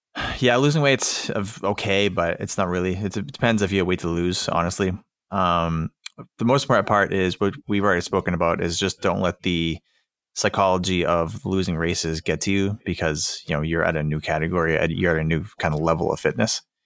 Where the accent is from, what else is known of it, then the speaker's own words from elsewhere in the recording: Boston, Massachusetts, United States; I'm from the Boston area